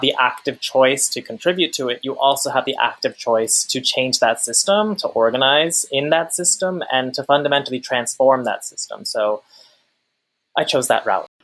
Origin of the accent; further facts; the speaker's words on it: Long Island, New York, United States; I'm the child of immigrants from Pakistan. I'm from Long Island